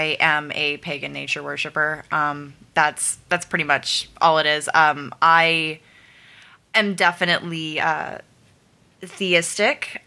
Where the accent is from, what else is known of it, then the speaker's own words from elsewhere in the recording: the Bible Belt, United States; I grew up in the Bible Belt.